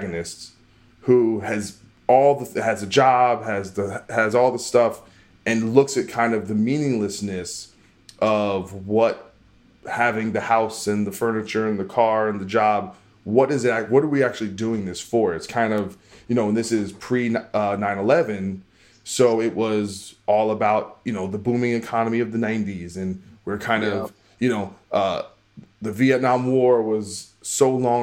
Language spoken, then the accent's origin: English; New Brunswick, New Jersey, United States; I grew up in New Brunswick, New Jersey